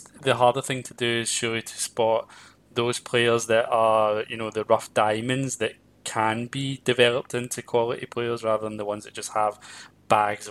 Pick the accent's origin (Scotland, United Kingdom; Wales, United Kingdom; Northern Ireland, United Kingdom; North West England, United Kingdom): Scotland, United Kingdom; Glasgow; growing up in Glasgow in an environment where Celtic were very much loved